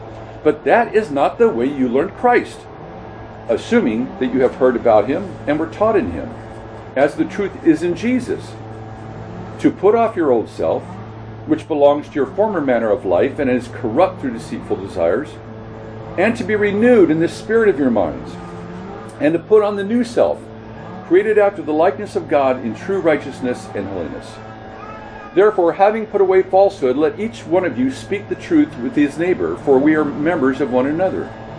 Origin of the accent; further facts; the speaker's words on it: Scotland, United Kingdom; if you know that I'm from Scotland